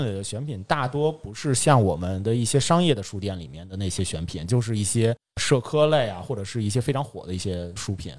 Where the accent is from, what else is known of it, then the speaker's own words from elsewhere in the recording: Xinjiekou North Street, Beijing, China; 我小时候住在新街口北大街